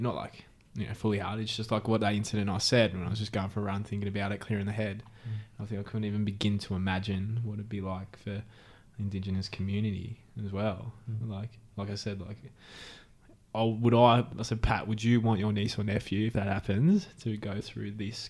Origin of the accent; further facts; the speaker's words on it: Philippines; I'm Filipino.